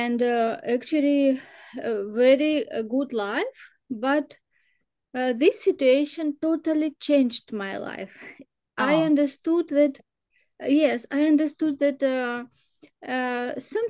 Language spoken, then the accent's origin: English; Ukraine; Ukraine, I'm from Ukraine